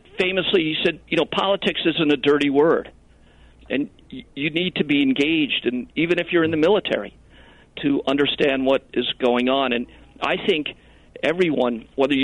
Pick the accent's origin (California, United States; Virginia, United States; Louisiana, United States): Virginia, United States; McLean; I grew up down in McLean, Virginia